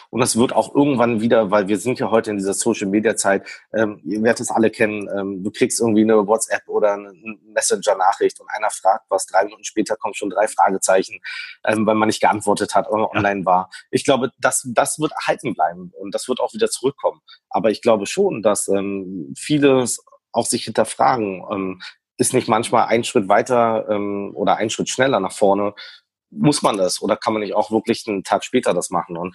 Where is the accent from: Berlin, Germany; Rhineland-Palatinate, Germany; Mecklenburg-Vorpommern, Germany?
Berlin, Germany; born there; ich komme ja gebürtig aus Berlin, ähm, da ist alles Plattenbau und Co.